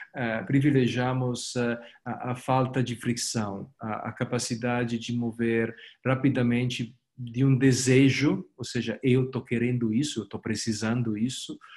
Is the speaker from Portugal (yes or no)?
no; Italy; Portuguese is a second language; moved away as an adult; now in Brazil; Eu, como você escuta do meu sotaque, eu não sou ah, daqui. Eu vivo aqui faz 10 anos, mas sou italiano, sou europeu